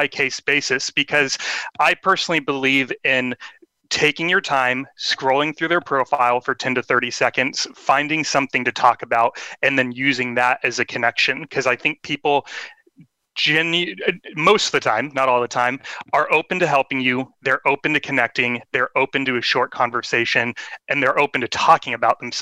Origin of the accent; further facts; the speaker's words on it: Sacramento, California, United States; my hometown, which is Sacramento, California.